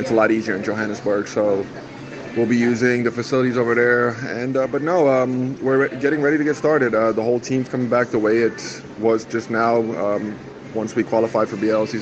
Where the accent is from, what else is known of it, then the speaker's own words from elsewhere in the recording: United States; now in South Africa; growing up in the States for a good amount of my life